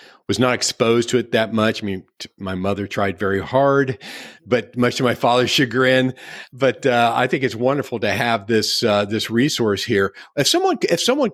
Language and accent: English; Midwest, United States; moved away; I grew up in the Midwest